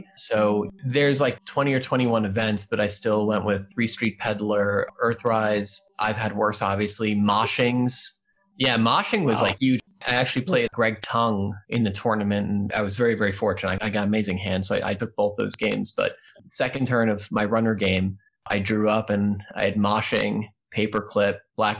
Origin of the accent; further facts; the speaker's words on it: New York, United States; also born or lived in Louisville; now in Virginia, United States; live in Virginia right now, so you know I'm part of the Boswash meta, but I hail, well, not originally, I'm from New York, but prior to this, and when I got into Netrunner, it was in Louisville